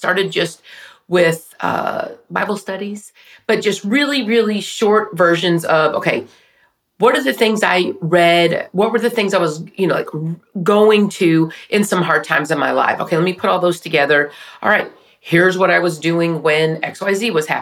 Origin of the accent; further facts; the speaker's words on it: Wichita Falls, Texas, United States; growing up in Wichita Falls, which is where I'm from.